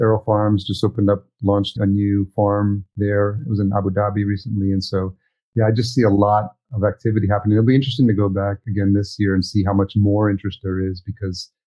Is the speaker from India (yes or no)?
no; El Salvador; moved away; I'm Salvadorian. I was born in El Salvador